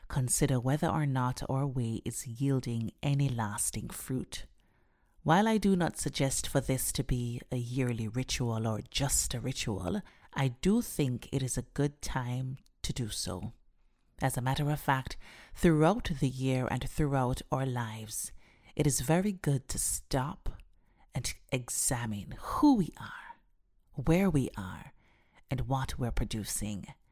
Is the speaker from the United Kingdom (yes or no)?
no; Jamaica; Growing up in Jamaica